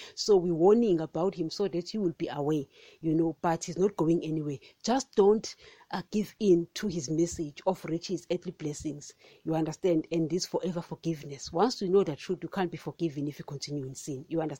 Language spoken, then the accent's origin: English; Nigeria; You know, I'm a Nigerian today.